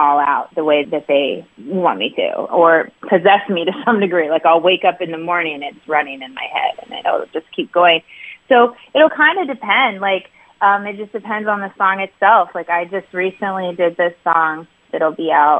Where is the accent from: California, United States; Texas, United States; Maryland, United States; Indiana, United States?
Indiana, United States; Indianapolis; moved away as an adult; I grew up in Indianapolis area and lived a lot of my life there. So I'm a Midwesterner at heart, but now I live by the beach.